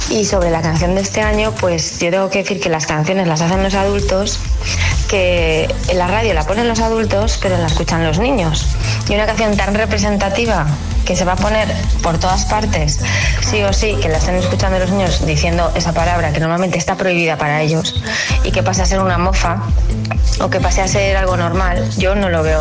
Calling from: Valencia, Valencian Community, Spain; de Valencia.

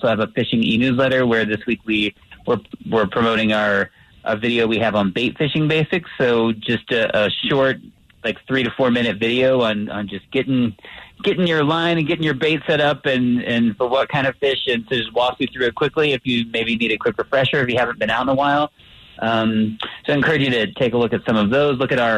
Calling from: Colorado Springs, Colorado, United States; I'm calling from Colorado Springs, and it's looking very nice today so far.

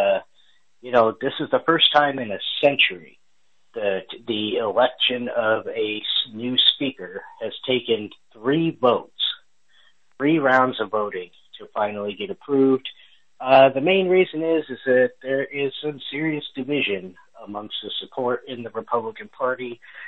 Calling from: Texas, United States; I'm calling in from Texas, so we are an hour ahead here.

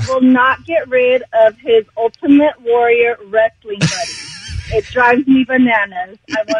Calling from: Riverside, California, United States; I'm calling from Riverside.

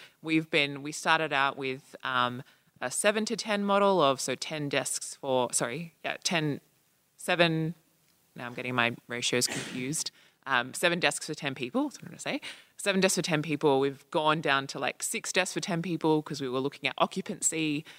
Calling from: Australia; I'm coming from Australia. I work at one of the federal departments there

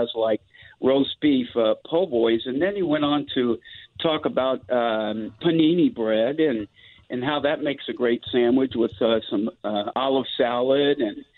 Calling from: Seattle, Washington, United States; also born or lived in New Orleans, Louisiana; I'm calling from Seattle.

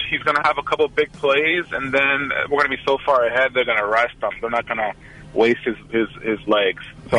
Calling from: Oakland, California, United States; from Oakland.

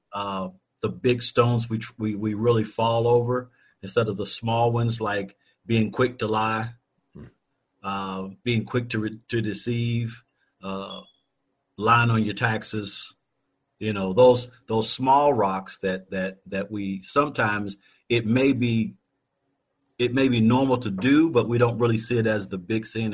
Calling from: Louisville, Kentucky, United States; Calling from Louisville, Kentucky

